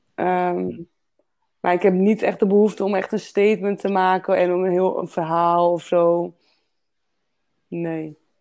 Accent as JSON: {"language": "Dutch", "country": "Netherlands", "said": "ik kom gewoon wel uit, Nederland"}